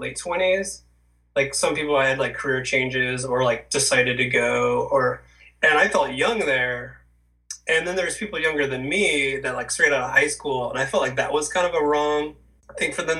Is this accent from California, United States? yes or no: yes; Orange County, California, United States; also born or lived in Pasadena; I grew up in Orange County. I was born in Pasadena, but I grew up in Orange County.